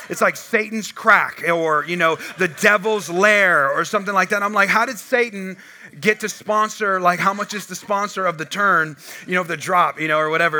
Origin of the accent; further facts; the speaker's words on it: California, United States; now in Texas, United States; So I'm from California